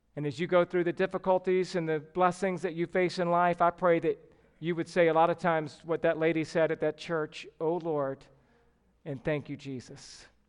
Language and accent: English; the South, United States; growing up in the South